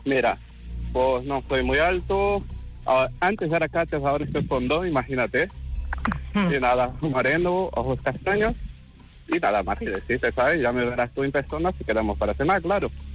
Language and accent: Spanish; Brazil; now in Barcelona, Spain; yo nací en Brasil, pero resido aquí en España hace 20 años ya